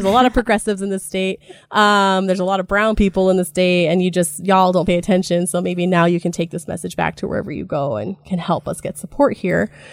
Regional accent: Jerome, Idaho, United States; moved away as an adult; also born or lived in Spokane, Washington; I was born in Jerome. Idaho, um, in the Great Magic Valleys

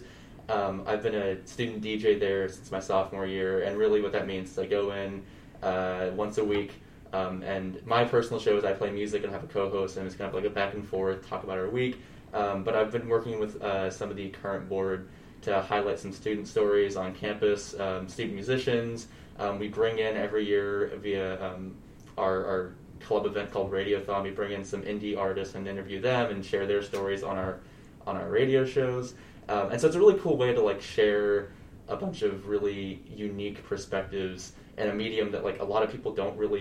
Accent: Dallas, Texas, United States; moved away as an adult; now in Notre Dame, United States; I'm originally from Dallas, Texas

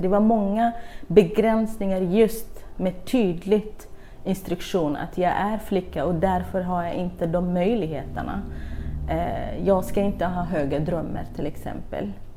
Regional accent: Kurdistan Region, Iraq; Swedish is a second language; now in Sweden; jag växte upp i södra Kurdistan, eller Irak

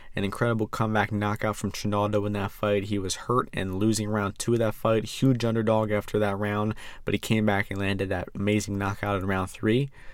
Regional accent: United States; I'm American

